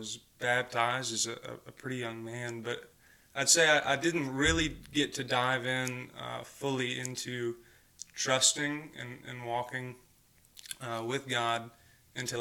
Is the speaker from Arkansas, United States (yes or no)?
yes; Mountain View, Arkansas, United States; I grew up in Mountain View, Arkansas, not too far from here